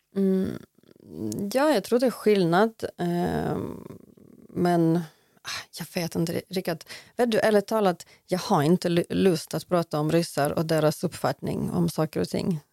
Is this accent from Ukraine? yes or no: yes; Lutsk, Volyn Oblast, Ukraine; first language Ukrainian; Swedish is a second language; now in Sweden; min hemstad Lutsk